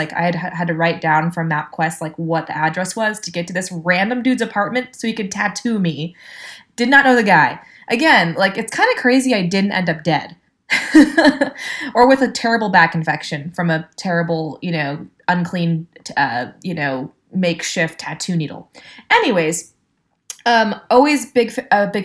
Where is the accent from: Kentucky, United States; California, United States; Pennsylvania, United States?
California, United States; Atascadero; also born or lived in Hermosa Beach, California; I grew up in Hermosa Beach, and then when I was 9, moved to rural Atascadero, which is on the Central Coast, kind of near where I live now